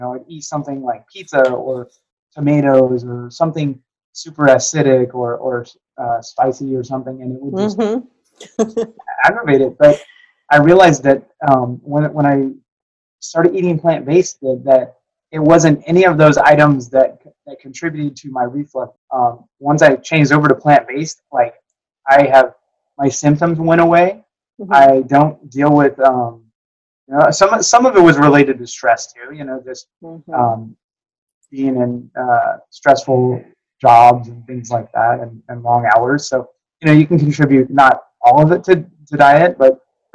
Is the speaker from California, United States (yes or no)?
yes; Burbank, California, United States; also born or lived in Seattle, Washington; now in Dallas, United States; I grew up in Burbank, California